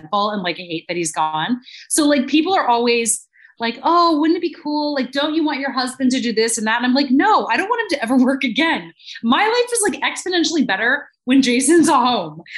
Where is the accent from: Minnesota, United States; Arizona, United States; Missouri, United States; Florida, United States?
Arizona, United States; moved away; also born or lived in Los Angeles, California; I'm from Arizona originally, but I was in LA for nine